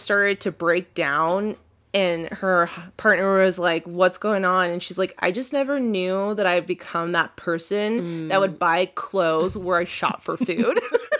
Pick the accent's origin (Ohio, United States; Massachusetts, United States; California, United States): California, United States; also born or lived in New Mexico; I'm a California girl.